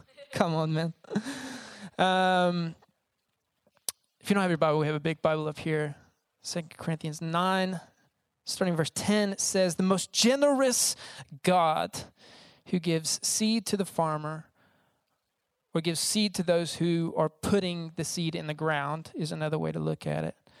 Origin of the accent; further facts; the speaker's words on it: United States; I'm from America